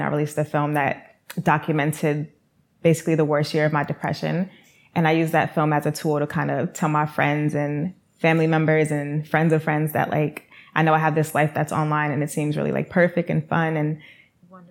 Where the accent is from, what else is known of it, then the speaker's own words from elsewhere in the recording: New York City, New York, United States; I am from New York City